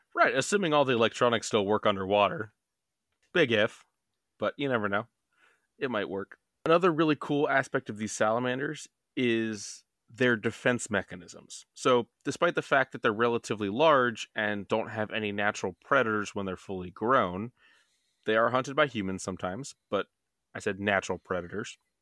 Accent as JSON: {"language": "English", "region": "Maryland", "country": "United States", "said": "we're from Maryland"}